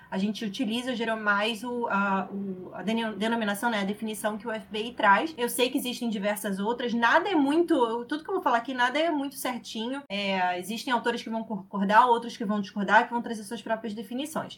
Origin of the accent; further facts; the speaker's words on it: Rio de Janeiro, Brazil; sou aqui do Rio de Janeiro